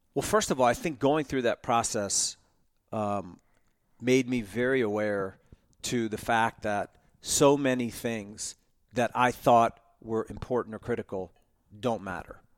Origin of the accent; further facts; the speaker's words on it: Monmouth County, Jersey Shore, New Jersey, United States; moved away as an adult; also born or lived in Ohio; now in Atlanta, United States; I grew up in Monmouth County on the Jersey Shore